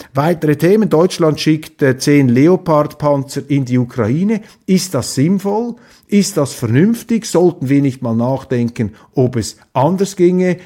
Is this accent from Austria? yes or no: no; Switzerland; ich Ihnen als Schweizer